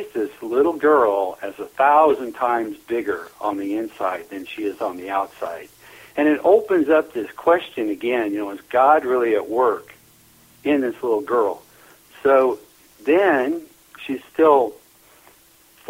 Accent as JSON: {"language": "English", "region": "Nebraska", "country": "United States", "tie": "born or raised there", "also_born_or_lived": "Lincoln, Nebraska"}